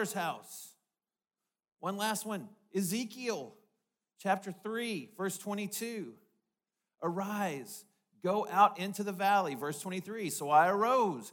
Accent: North Little Rock, Arkansas, United States; I grew up in North Little Rock

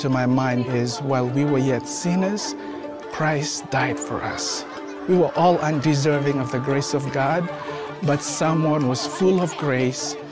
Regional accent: Fiji; moved away; I'm originally from the Fiji Islands. My childhood was different from what a typical kid would go through

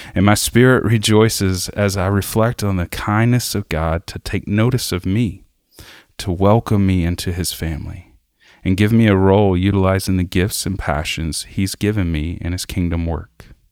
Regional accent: South Arkansas, United States; I grew up in South Arkansas

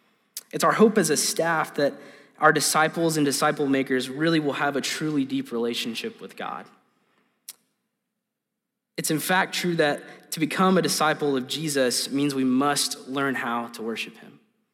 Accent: Hot Springs, Arkansas, United States; So I am from Hot Springs, Central Arkansas. It's an interesting place. We call it the Spa City.

